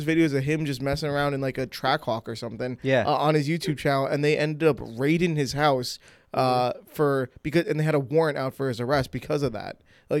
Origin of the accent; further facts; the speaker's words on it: New York, United States; we're from New York